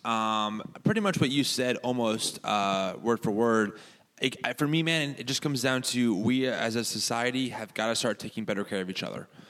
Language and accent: English; United States; as American Christians